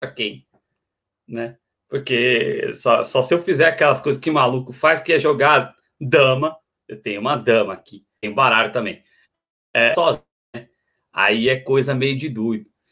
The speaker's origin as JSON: {"language": "Portuguese", "country": "Brazil", "said": "todos nós temos que nos ver enquanto brasileiros"}